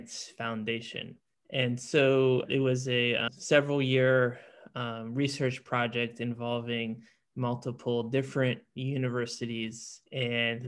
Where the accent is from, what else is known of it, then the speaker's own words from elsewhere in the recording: South Florida, United States; now in New Orleans, United States; I grew up in South Florida